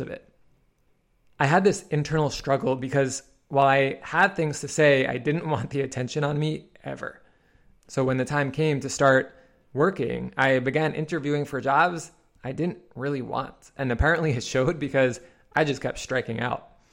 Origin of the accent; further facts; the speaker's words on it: New York City, New York, United States; I was a shy boy growing up in Queens, New York